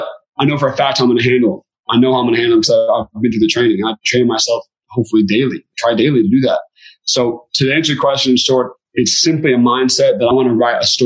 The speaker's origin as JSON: {"language": "English", "town": "Beaverton", "region": "Oregon", "country": "United States", "said": "I'm from Beaverton, Oregon"}